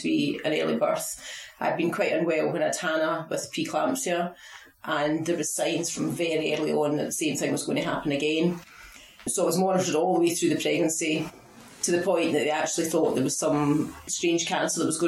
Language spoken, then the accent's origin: English; Falkirk, Scotland, United Kingdom; moved away as an adult; now in Fife, United Kingdom; I'm from Falkirk, I'm from through the west of Scotland.